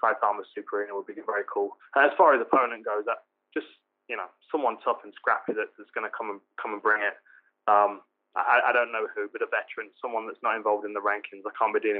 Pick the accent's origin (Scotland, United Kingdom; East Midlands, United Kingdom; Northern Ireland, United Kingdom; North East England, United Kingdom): East Midlands, United Kingdom; Nottingham; my hometown, Nottingham